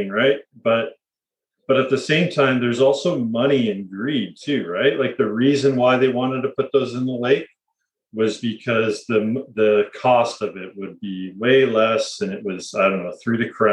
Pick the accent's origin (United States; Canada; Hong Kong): Canada; Leamington, Ontario; my hometown, Leamington, Ontario